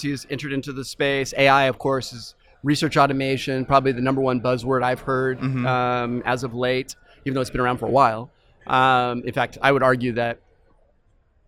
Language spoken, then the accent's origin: English; Fresno, California, United States; I am from Fresno, California